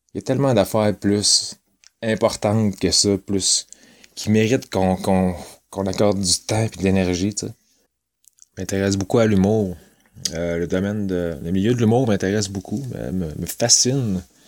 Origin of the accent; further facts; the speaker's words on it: Trois-Rivières, Quebec, Canada; Je viens de Trois-Rivières, ça fait, euh, trente-deux ans que j'habite ici.